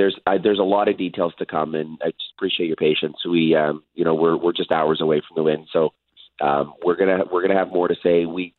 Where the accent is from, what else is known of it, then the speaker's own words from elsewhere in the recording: Winnipeg, Manitoba, Canada; celebrate together as Winnipeggers and as Canadians.